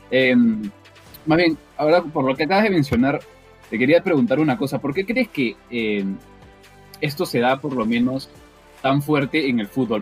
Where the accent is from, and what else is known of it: Peru